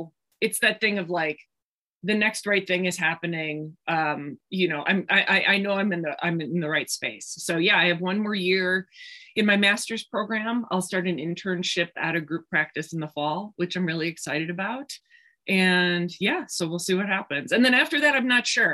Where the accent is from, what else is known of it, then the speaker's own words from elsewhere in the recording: Milwaukee, Wisconsin, United States; I grew up in Milwaukee, Wisconsin, which is only about 90 miles north of Chicago.